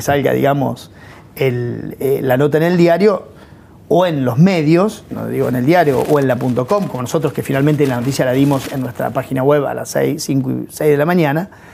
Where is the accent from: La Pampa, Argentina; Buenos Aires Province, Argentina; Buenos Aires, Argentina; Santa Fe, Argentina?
La Pampa, Argentina; moved away; yo soy de La Pampa.